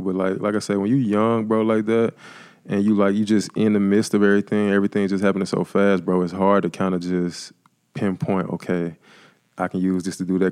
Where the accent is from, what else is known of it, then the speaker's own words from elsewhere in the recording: Jackson, Mississippi, United States; I'm originally from Jackson, Mississippi